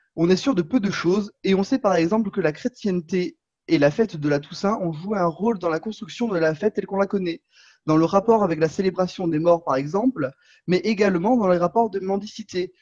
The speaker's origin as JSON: {"language": "French", "region": "Corsica", "country": "France", "said": "je suis corse"}